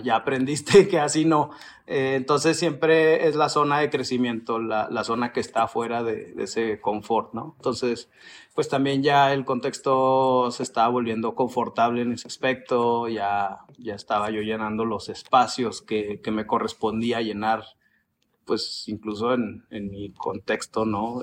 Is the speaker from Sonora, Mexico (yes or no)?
no; Chihuahua, Mexico; moved away as an adult; now in Mexico City, Mexico; yo soy de Chihuahua, como lo acabas de decir, y ya tengo un rato viviendo acá en la Ciudad de México